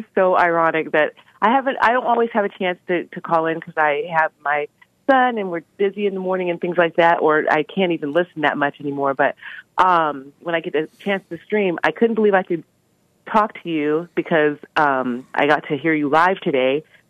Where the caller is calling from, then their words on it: Maine, United States; I'm from Maine. I've called you before. It's just been a while.